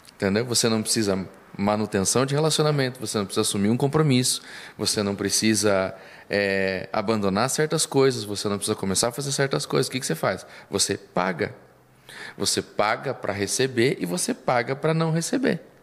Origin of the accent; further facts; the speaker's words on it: Ponta Grossa, Paraná, Brazil; eu sou natural de Ponta Grossa, nasci em Ponta Grossa.